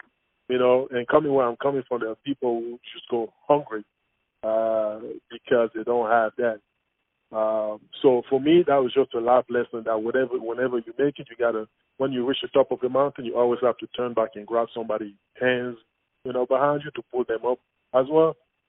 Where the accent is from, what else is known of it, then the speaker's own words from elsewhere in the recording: Cameroon; everything that I encountered growing up in Cameroon has made me who I am today, every single thing.